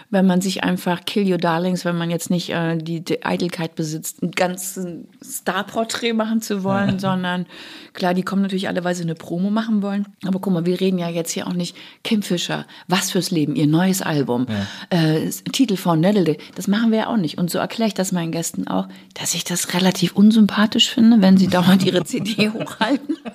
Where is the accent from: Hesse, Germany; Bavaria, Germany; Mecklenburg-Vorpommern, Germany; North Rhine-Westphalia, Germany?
Bavaria, Germany; Gra gerade als Bayer ah.